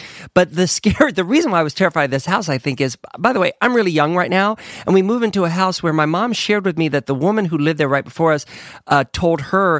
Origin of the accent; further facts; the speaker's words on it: Ohio, United States; In Ohio.